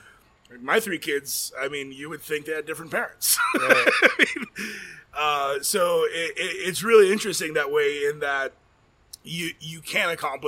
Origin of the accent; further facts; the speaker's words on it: Chicago, Illinois, United States; born there; I was born in Chicago, and I know we serve one of the best hot dogs